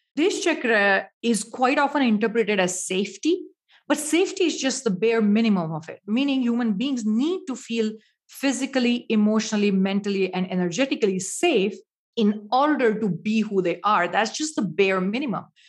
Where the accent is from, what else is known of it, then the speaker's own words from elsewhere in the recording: India; now in United States; Growing up in India, spirituality is usually a part of your life